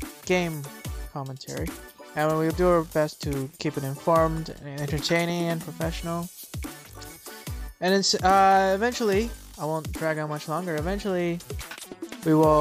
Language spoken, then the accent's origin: English; Canada; We're too Canadian for that.